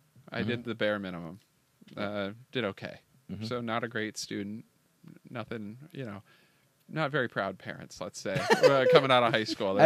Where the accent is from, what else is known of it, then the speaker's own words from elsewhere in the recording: Iowa, United States; I was born in Iowa, very small state in the middle of nowhere in the U.S.